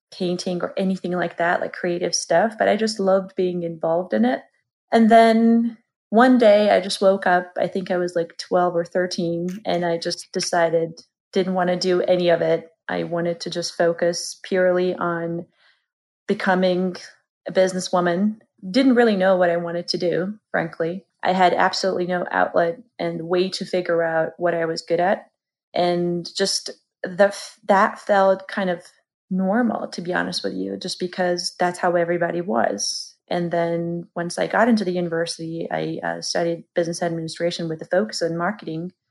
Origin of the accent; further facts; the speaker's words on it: Georgia; moved away as an adult; now in United States; originally from country of Georgia.